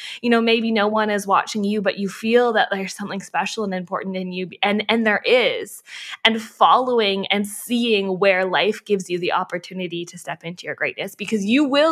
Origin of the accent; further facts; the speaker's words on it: Canada; My parents are from Australia and I was born in Canada